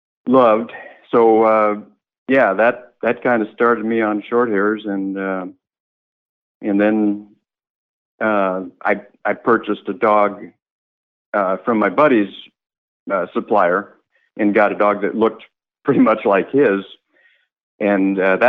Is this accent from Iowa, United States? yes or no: yes; Ames, Iowa, United States; I'm calling from Ames, Iowa. I've lived here all my life